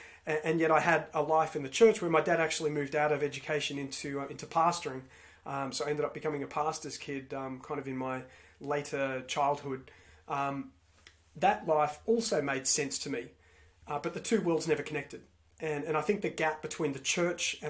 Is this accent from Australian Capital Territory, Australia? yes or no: no; Melbourne, Victoria, Australia; I grew up in Melbourne, Victoria, in Australia